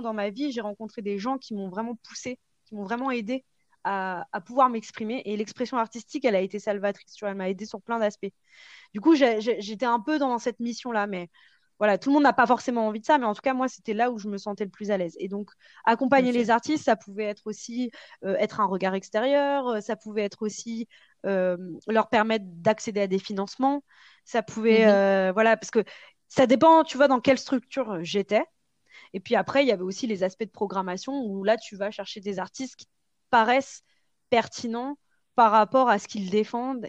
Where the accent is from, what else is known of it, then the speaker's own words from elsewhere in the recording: Parisian suburbs, Île-de-France, France; j'ai grandi dans, une banlieue qui était plutôt enfin voilà, banlieue plutôt chic parisienne